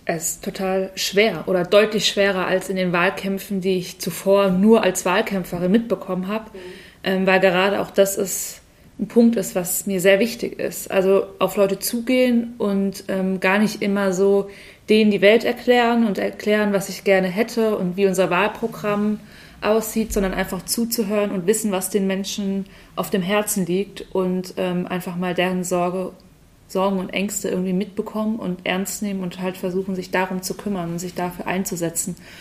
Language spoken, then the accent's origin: German; Walldorf, Germany; ich komme eigentlich aus Waldorf